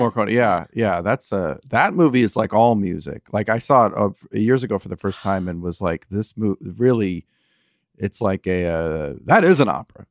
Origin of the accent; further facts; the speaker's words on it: South Orange County, California, United States; I grew up in, uh, in, like, South Orange County